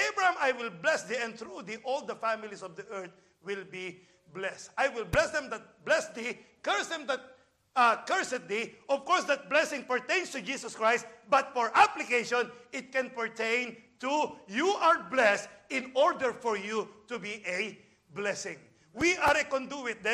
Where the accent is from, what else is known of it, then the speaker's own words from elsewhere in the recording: Philippines; now in United States; I'm a Filipino.